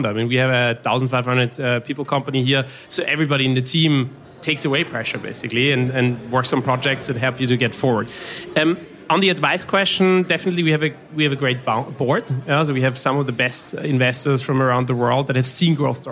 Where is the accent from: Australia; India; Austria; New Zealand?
Austria; I'm from Austria